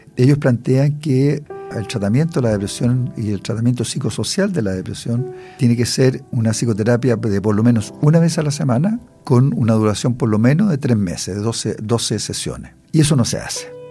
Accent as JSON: {"language": "Spanish", "country": "Chile"}